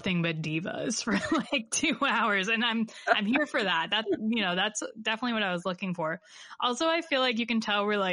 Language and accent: English; Ohio, United States; born or raised there